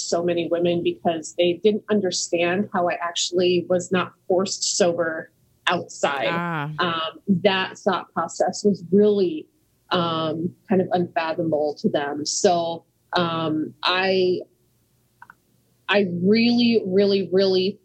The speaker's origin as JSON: {"language": "English", "town": "Scottsdale", "region": "Arizona", "country": "United States", "tie": "born or raised there", "also_born_or_lived": "New Mexico", "said": "I'm originally from the Southwest, born in New Mexico, moved to Arizona at a very young age. And, if we start way back, we moved to Scottsdale, Arizona"}